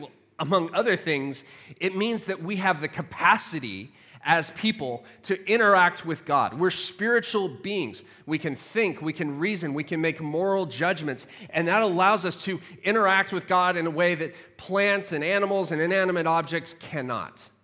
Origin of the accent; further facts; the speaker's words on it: United States; moved away; as an American living abroad, my family's still in the U K, or s, in the U S